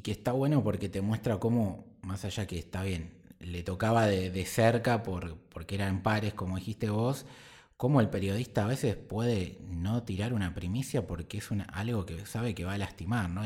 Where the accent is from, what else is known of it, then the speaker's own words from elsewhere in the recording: Argentina; nosotros como argentinos